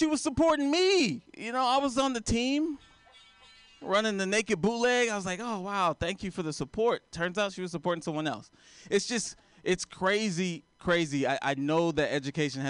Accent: Texas, United States; I am a teacher, and I am from Texas.

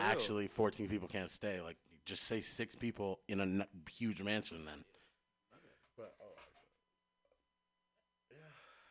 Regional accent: San Francisco, California, United States; I'm from San Francisco

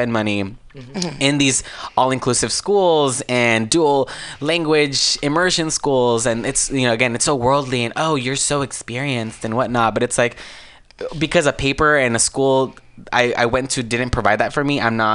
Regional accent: Azusa, California, United States; I'm originally from Azusa, California

